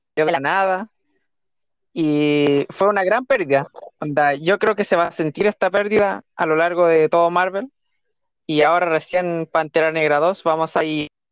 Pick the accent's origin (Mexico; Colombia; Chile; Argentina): Chile; nosotros somos chilenos, no somos mexicanos